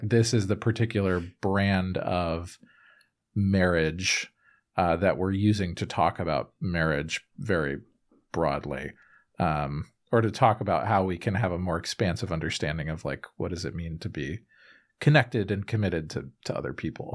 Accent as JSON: {"language": "English", "country": "United States", "said": "I am an American"}